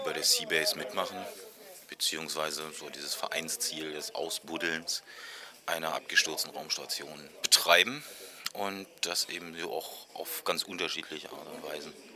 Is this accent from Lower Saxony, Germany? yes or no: no; Berlin, Germany; ich komme hier aus Berlin